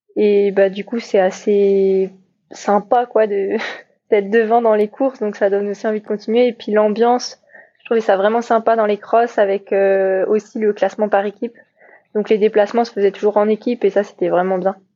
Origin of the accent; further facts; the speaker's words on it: Paimpol, Brittany, France; also born or lived in United States; now in Brest, France; je suis bretonne et fière de l'être. Euh, je suis née à Paimpol